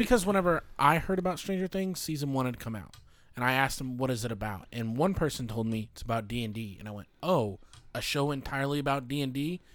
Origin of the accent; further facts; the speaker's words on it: United States; I am American